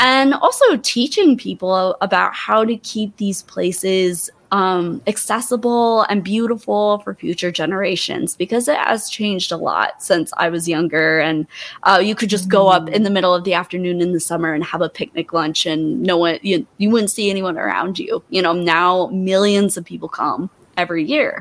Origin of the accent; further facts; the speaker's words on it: Montana, United States; I'm in Montana in my hometown.